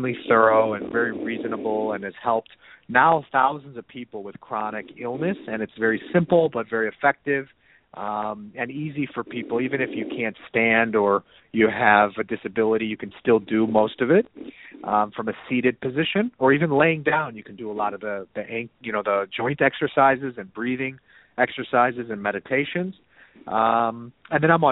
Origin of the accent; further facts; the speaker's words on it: Chicago, Illinois, United States; moved away as an adult; also born or lived in Boulder, Colorado; I'm originally from Chicago, and my parents mm-hmm. still live in Chicago, and then I lived and studied in Boulder, Colorado for a number of years